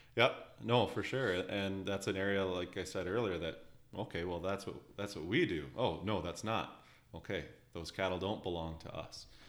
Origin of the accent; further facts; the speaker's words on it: Alberta, Canada; now in Ontario, Canada; I'm from Western Canada, in the beautiful uh, province of Alberta.